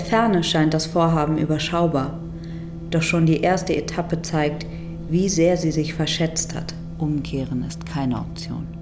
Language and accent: German; Germany; als Deutsche